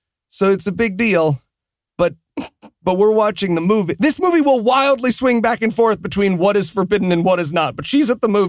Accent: Massachusetts, United States; I'm from Massachusetts, so we also need to not declare dibs on our brother's sloppy seconds.

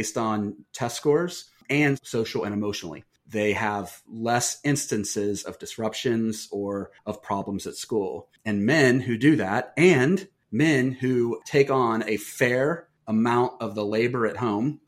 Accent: Wilmington, Ohio, United States; I'm from Wilmington, and it's a town of 10,000

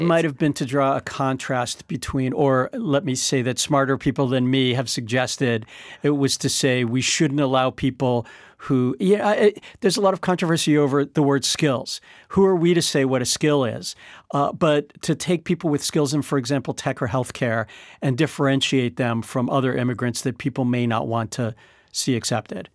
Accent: United States; as an American

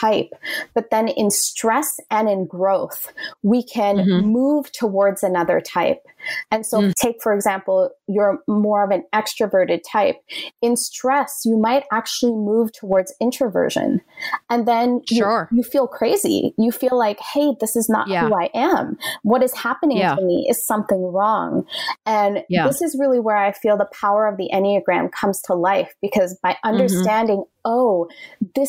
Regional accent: Canada; moved away as an adult; also born or lived in Toronto / Ottawa; now in New York City, United States; I'm Canadian.

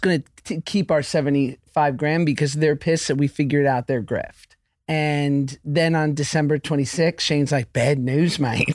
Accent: New York, United States; now in Los Angeles, United States; I'm from New York, but I live in L A now.

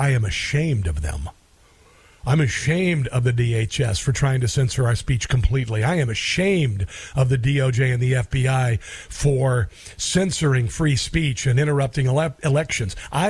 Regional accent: United States; I'm extremely proud that I was born in America. I'm extremely proud and grateful to have been born here.

